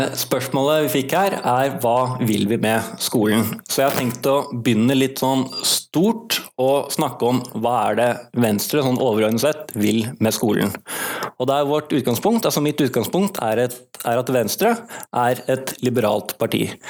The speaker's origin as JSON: {"language": "Norwegian", "town": "Bergen", "region": "Vestland", "country": "Norway", "tie": "born or raised there", "also_born_or_lived": "Oslo", "said": "jeg er født i Oslo, men jeg har bodd i Bergen siden jeg var seks år og gått alle mine skoleår her"}